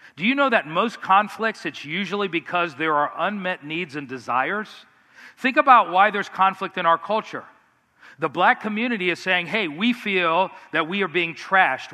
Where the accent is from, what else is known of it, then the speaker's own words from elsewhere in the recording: Miami, Florida, United States; I grew up in South Florida in Miami